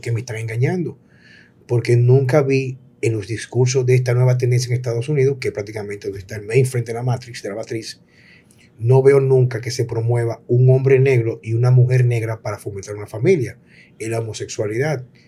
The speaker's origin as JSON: {"language": "Spanish", "country": "Dominican Republic", "also_born_or_lived": "Jarabacoa", "said": "a mí como dominicano"}